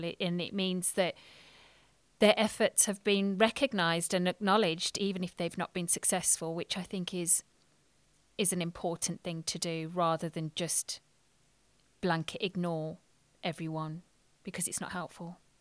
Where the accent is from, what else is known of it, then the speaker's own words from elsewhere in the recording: England, United Kingdom; I'm British Indian